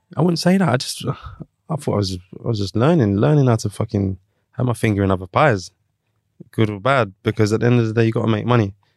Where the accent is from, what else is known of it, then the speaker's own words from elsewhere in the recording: London, United Kingdom; I'm from London